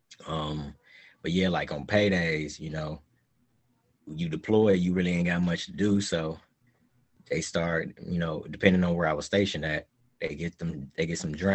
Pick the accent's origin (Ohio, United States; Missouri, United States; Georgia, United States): Ohio, United States; Cleveland; moved away as an adult; also born or lived in San Diego, California; I'm originally from Cleveland. Yeah, I'm from Cleveland, Ohio.